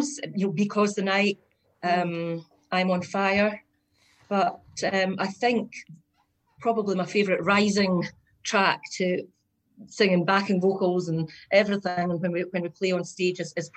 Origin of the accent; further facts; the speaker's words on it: Scotland, United Kingdom; from Scotland. I'm the Scottish version of Patty, maybe.